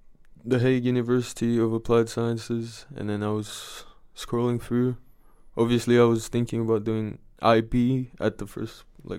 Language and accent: English; Bali, Indonesia; now in Netherlands; So I'm from Bali in Indonesia.